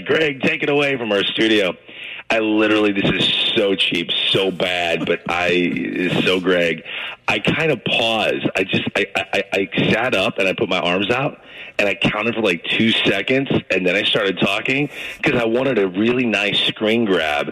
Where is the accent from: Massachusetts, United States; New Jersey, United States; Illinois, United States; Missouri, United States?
Missouri, United States; St. Louis; Here I am in St. Louis, my hometown